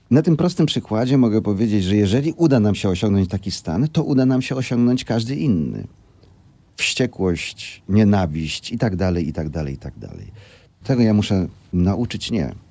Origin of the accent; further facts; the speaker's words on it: Lower Silesian Voivodeship, Poland; Ja pochodzę z Dolnego Śląska.